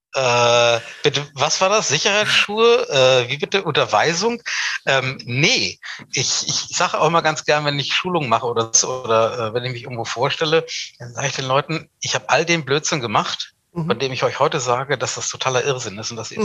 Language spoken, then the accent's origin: German; Hanover, Lower Saxony, Germany; in meiner Heimatstadt Hannover